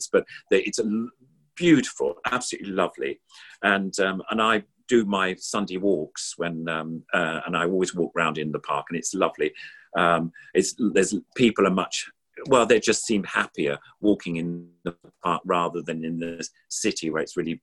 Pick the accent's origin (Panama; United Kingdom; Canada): United Kingdom; London; I was brought up in South London